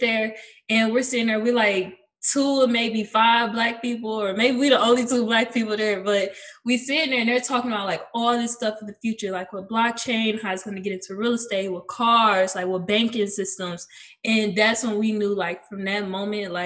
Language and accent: English; Cleveland, Ohio, United States; I'm from Cleveland, Ohio, born and raised